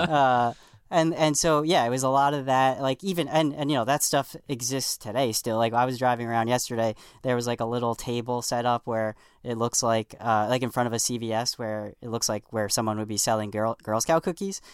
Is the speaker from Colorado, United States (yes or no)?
no; New York City, New York, United States; where I grew up on the South Shore of Staten Island, it's all Italian and Irish